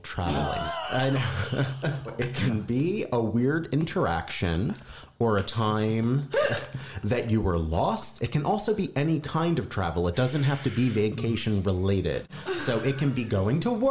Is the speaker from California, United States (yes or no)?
no; New Jersey, United States; moved away; I'm from South Jersey originally